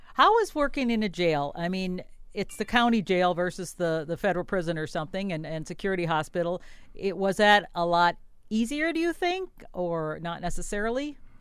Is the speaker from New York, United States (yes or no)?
no; Wisconsin, United States; now in Mankato, United States; I came here in nineteen eighty-eight, And I was from Wisconsin